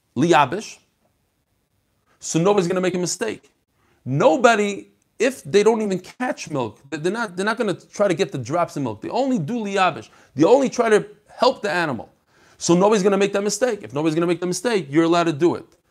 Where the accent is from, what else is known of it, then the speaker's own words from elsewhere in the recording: Chicago, Illinois, United States; I'm from Chicago.